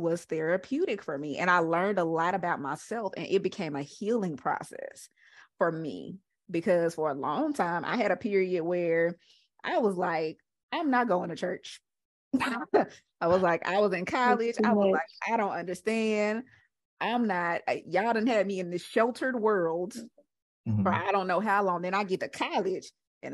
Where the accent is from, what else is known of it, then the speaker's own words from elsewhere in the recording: Mississippi, United States; growing up in Mississippi